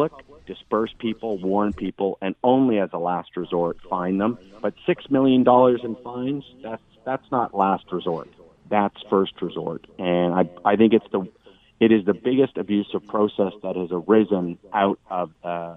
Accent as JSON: {"language": "English", "town": "Victoria", "region": "British Columbia", "country": "Canada", "moved": "yes", "said": "I'm from Victoria, BC originally"}